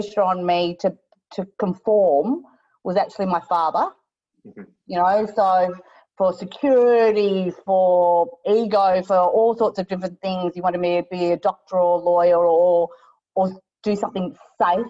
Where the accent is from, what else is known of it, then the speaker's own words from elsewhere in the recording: Australia; I'm Chinese, so you can't see that through my accent. I'm obviously born in Australia, so I'm first generation.